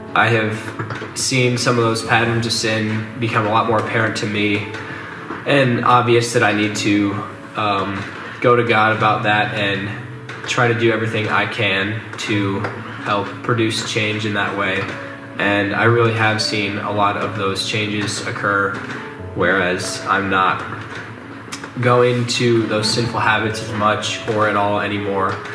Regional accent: Madrid, Iowa, United States; I'm from Madrid, Iowa, which is a small town of about 2,500 in central Iowa

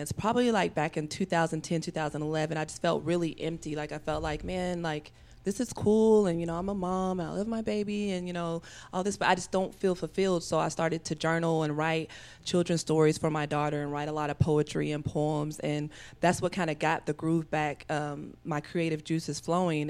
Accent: Evansville, Indiana, United States; moved away; I'm originally from Evansville, Indiana, which is a southern town about three hours south of here

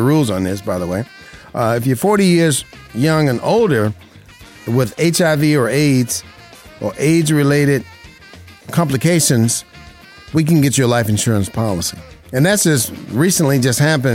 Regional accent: Las Vegas, Nevada, United States; Las Vegas, Nevada, my hometown.

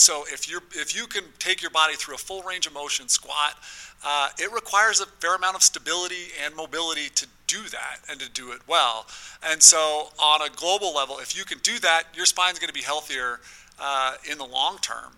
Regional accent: South Ogden, Utah, United States; I grew up in South Ogden, Uinta Elementary, eh, that sort of area

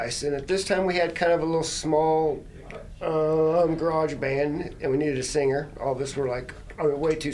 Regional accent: Missouri, United States; also born or lived in Knob Noster, Missouri; at the time I was in Knob Noster, but yeah, I'm I'm from Missouri.

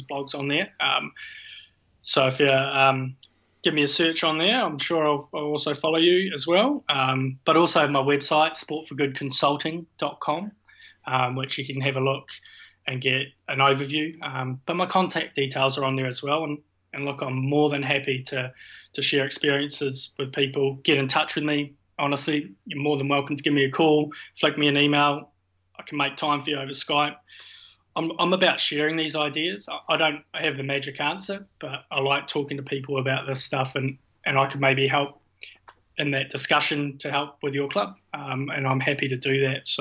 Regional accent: New Zealand; moved away; also born or lived in Scotland; being a Kiwi

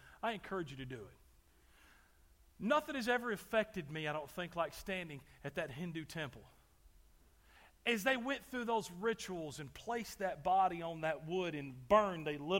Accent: Texas, United States; I grew up in Texas.

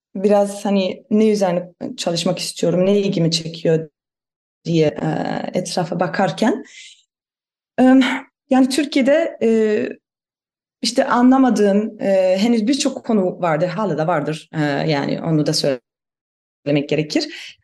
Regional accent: Germany; Turkish is a second language; moved away as an adult; also born or lived in Istanbul, Turkey / Van, Turkey; ben e, Almanım. E, onu da belki söylemek gerekir. E, Almanya'da e, büyüdüm

